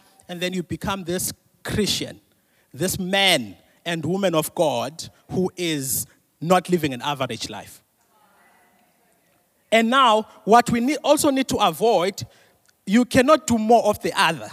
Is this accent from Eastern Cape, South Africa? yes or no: yes; Mthatha, Eastern Cape, South Africa; I'm from Mtata.